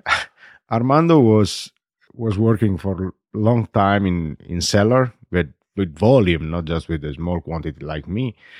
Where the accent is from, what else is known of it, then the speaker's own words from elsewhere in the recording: Barolo, Piedmont, Italy; English is a second language; I was born in Barolo, grows up in Barolo, I stay in Barolo